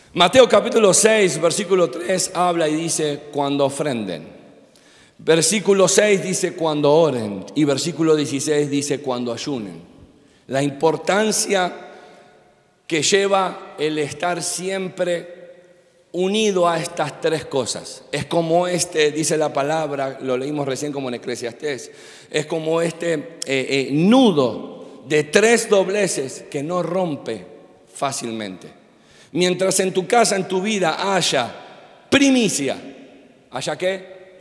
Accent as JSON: {"language": "Spanish", "country": "Argentina", "also_born_or_lived": "Miami", "said": "como buen argentino"}